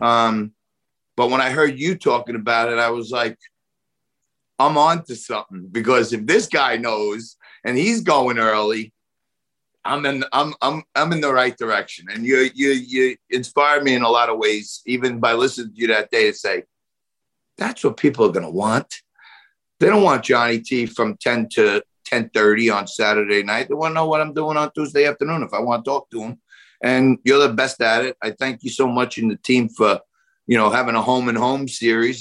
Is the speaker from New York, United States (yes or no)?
yes; New York City, New York, United States; accent: New York; also born or lived in Staten Island; I don't want to get rid of my New York accent